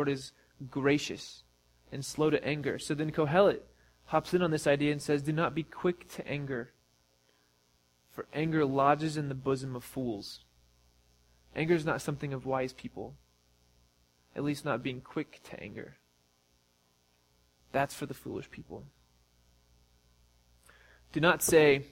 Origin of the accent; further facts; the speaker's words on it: Missouri, United States; we're from Missouri